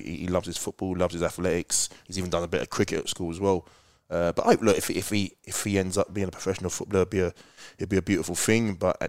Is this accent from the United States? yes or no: no; London, United Kingdom; because I'm not a teacher, I'm more, because I'm like from London.